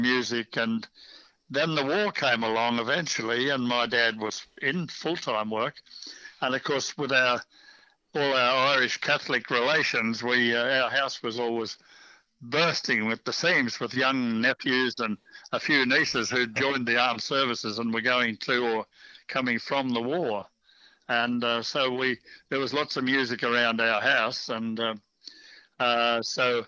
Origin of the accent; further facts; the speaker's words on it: Melbourne, Victoria, Australia; moved away as an adult; also born or lived in Darwin / Yirrkala; I was also a boy from Melbourne who fancied himself as an Aussie rules football player